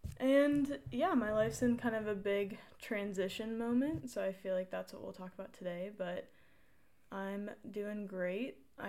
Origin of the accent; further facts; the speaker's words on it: Colorado, United States; Well, from Colorado. Kiera and I are both from Colorado.